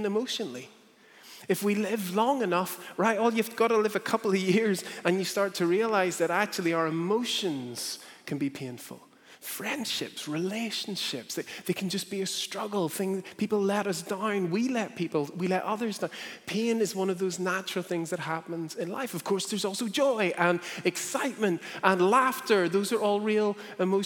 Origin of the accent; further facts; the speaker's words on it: Northern Ireland, United Kingdom; growing up in Northern Ireland